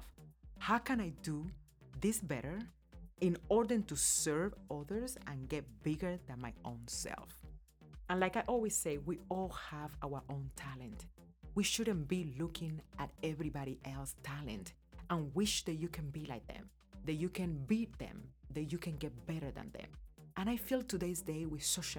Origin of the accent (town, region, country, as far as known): Cuba; born or raised there; now in United States